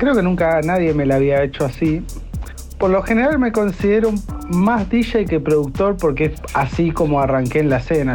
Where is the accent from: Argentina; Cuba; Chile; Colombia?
Argentina; Olivos, Buenos Aires Province; Soy de Olivos, de Zona Norte